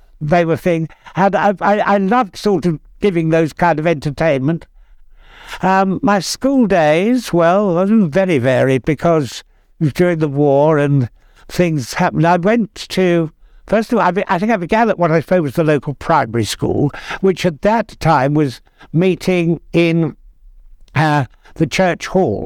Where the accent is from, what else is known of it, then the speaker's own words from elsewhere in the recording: Edgware, London, United Kingdom; I've lived in the North London suburb of Edgware all my life.